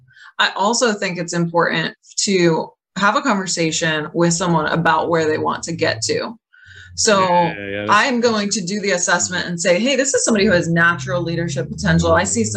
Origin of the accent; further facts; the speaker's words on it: Boston, Massachusetts, United States; because we all know I'm from Boston.